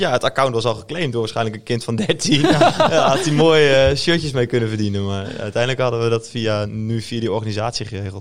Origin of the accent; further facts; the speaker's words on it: Netherlands; also born or lived in Groningen; in Ilderpaat Zwolle opgegroeid